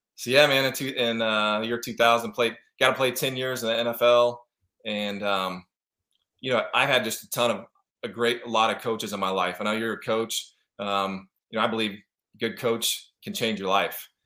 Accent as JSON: {"language": "English", "town": "Kansas City", "region": "Missouri", "country": "United States", "tie": "born or raised there", "moved": "as an adult", "lives_now": "Arizona, United States", "said": "I grew up in Kansas City, Missouri. I'm out in Arizona now."}